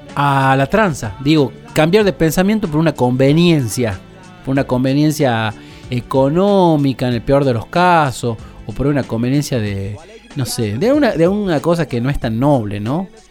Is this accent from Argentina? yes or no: yes; Goya, Corrientes, Argentina; soy de Goya Corrientes también